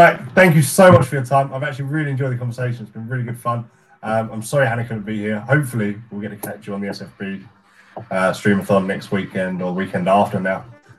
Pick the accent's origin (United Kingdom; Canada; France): Canada; I'm from Canada.